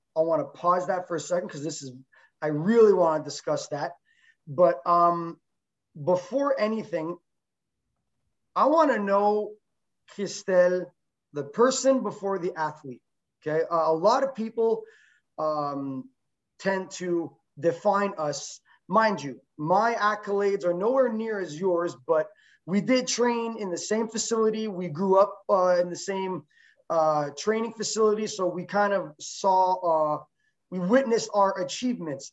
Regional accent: Quebec, Canada; She is a uh, Quebec native, so am

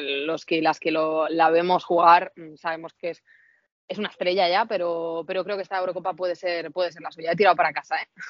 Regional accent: Spain; yo soy española, muy española

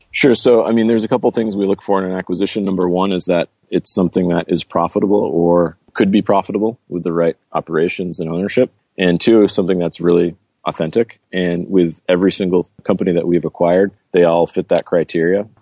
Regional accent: Cape Porpoise, Maine, United States; moved away; also born or lived in Brazil; I grew up in a small town in Maine called Cape Porpoise, a small little fishing village

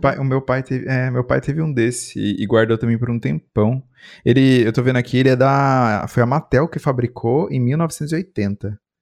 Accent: interior of São Paulo, Brazil; Também sou do interior

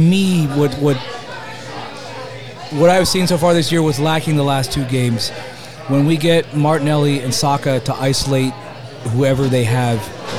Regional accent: United States; I'm an American

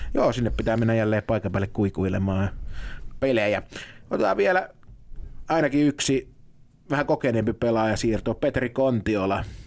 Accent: Lahti, Päijät-Häme, Finland; Mä oon Lahdesta

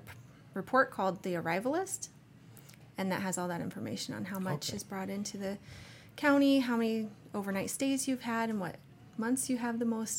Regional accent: Jesup, Iowa, United States; I was born and raised basically here in Jesup. My husband is from Michigan, and we have three children, and we still reside in Jesup.

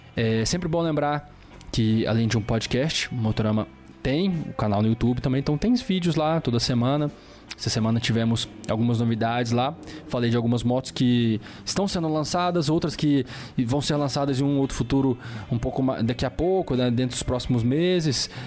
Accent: Belo Horizonte, Minas Gerais, Brazil; perto de Belo Horizonte, minha cidade natal.

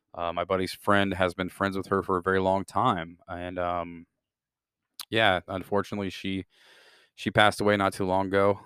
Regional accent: Midwest, United States; born and raised in the Midwest

